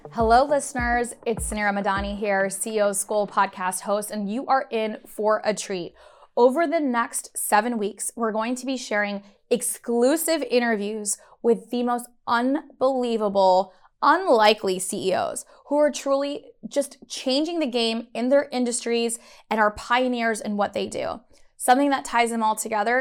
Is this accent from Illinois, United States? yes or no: yes; Chicago, Illinois, United States; I was born in Chicago, Illinois